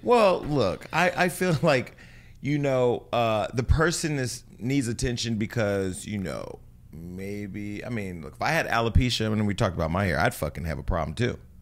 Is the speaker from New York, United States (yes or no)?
no; near Gilroy, California, United States; Gilroy's right outside of my hometown.